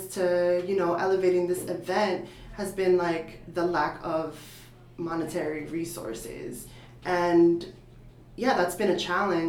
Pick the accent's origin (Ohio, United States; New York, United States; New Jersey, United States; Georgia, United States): New York, United States; New York City; moved away as an adult; also born or lived in Portland, Oregon; now in Philadelphia, United States; I grew up in the South Bronx, like the birthplace of hip hop